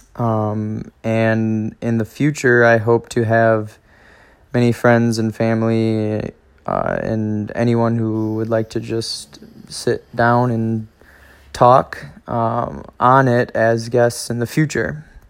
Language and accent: English; Spring Green, Wisconsin, United States; also born or lived in La Crosse, Wisconsin / Monona, Wisconsin; I grew up in Spring Green, Wisconsin